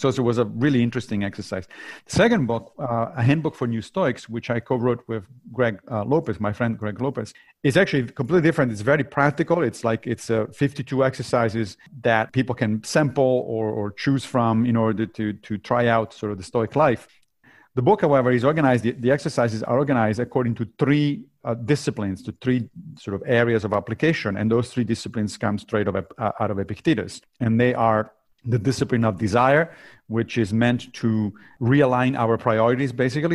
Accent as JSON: {"language": "English", "town": "Rome", "region": "Lazio", "country": "Italy", "tie": "born or raised there", "also_born_or_lived": "Monrovia, Liberia", "moved": "yes", "said": "my family moved back to Italy when I was very little, so I grew up in Rome"}